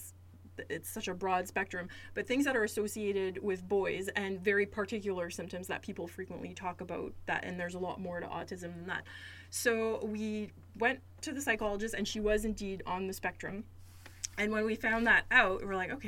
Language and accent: English; Sudbury, Ontario, Canada; moved away as an adult; also born or lived in Toronto, Ontario; now in New Brunswick, Canada; I was born and raised in Ontario. I'm originally from Sudbury, Ontario